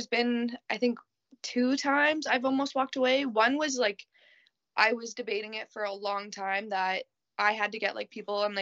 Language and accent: English; Ontario, Canada; I'm Canadian